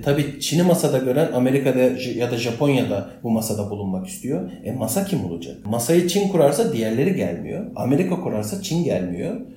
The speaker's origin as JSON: {"language": "Turkish", "country": "Turkey"}